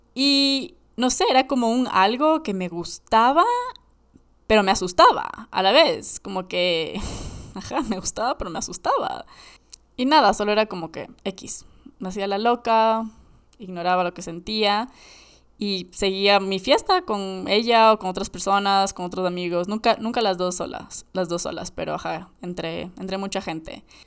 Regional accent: Ecuador; Creciendo en Ecuador

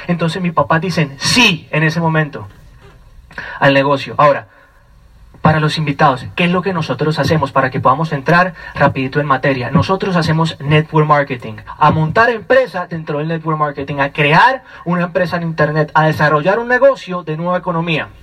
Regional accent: Colombia; vengo directamente desde Colombia

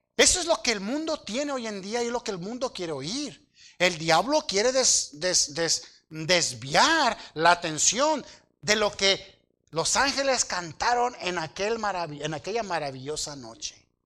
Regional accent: Aguililla, Michoacán, Mexico; yo nací allá en Dos Aguas, municipio de Aguililla, en un aserradero

